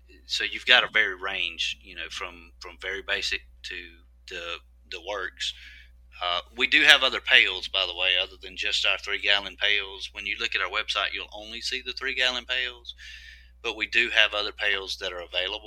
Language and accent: English; Meridian, Mississippi, United States; Meridian, Mississippi. That's where I live. That's my hometown